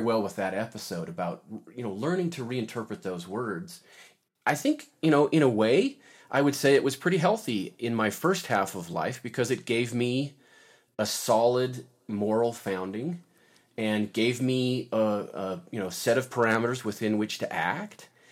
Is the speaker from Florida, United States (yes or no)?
no; Davis County, Utah, United States; now in Logan, United States; I lived, I grew up down in Davis County, had a very traditional Mormon upbringing